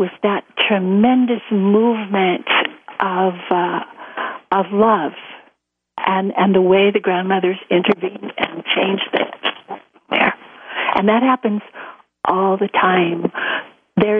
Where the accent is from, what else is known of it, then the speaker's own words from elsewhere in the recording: United States; being an American